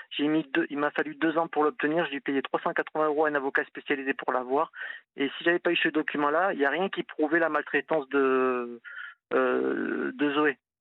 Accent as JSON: {"language": "French", "town": "Toulouse", "region": "Occitania", "country": "France", "moved": "as an adult", "lives_now": "Nantes, France", "said": "moi je suis toulousain, je suis venu à Nantes il y a 20 ans"}